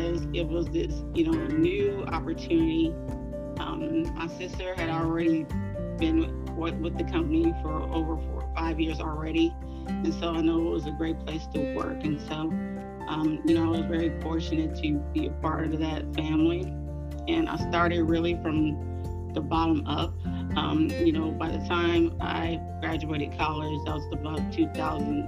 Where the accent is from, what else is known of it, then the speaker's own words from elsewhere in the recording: Inglewood, California, United States; I'm born and raised in Inglewood, California